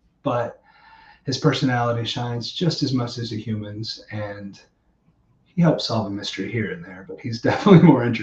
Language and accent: English; Missouri, United States; moved away as an adult; also born or lived in Estes Park, Colorado; I grew up in Missouri